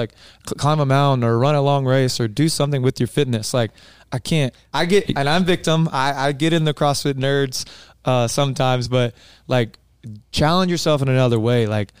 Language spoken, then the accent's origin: English; East Coast, United States; I'm coming from the East Coast, and maybe you can agree with me, Matt, like anything like Sedona or the Grand Canyon was like mind blowing to me when I first saw it.